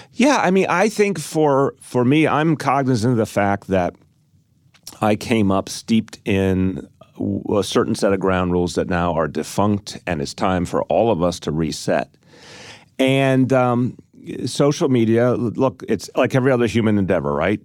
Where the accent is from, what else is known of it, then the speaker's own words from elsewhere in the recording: New York, United States; as a New Yorker